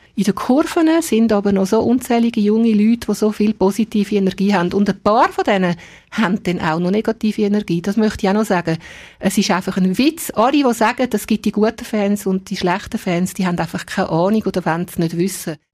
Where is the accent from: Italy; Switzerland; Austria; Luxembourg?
Switzerland; Dietikon, Zurich; also born or lived in Altstetten, Zurich; now in Zurich, Switzerland; selber bin ich in Dietiken aufgewachsen als Fremdarbeiterkind